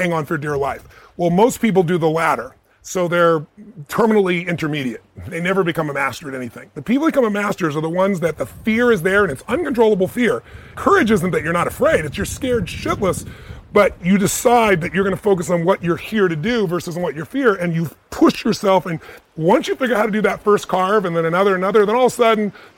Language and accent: English; United States; I'm an American